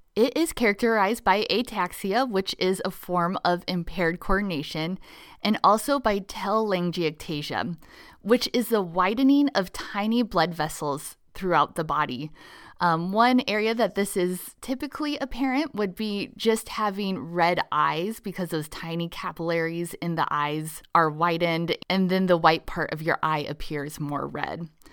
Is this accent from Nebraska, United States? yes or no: yes; Nebraska, United States; my home state of Nebraska